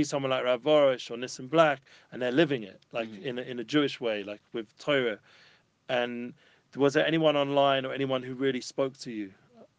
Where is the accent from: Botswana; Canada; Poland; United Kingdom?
United Kingdom; London; I'm traditional Jew from North London.